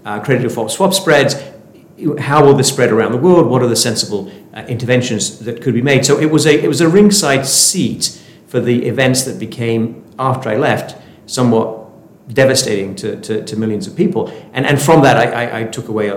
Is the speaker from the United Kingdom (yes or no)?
yes; Sheffield, Yorkshire and the Humber, United Kingdom; moved away; I'm from Sheffield in the north of England